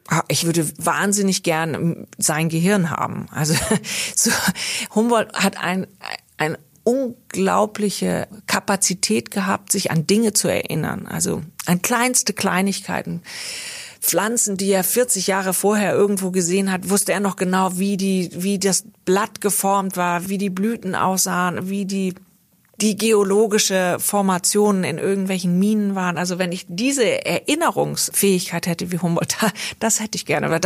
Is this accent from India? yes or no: yes; India; born there; Ich habe mich nie so sehr als Deutsche gefühlt, sondern eher als Europäerin, ähm, obwohl ich auch natürlich in Indien geboren bin.